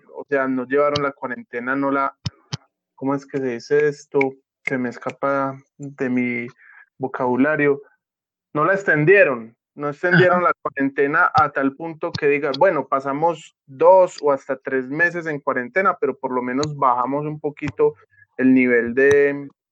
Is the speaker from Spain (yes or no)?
no; Antioquia, Colombia; mi departamento Antioquia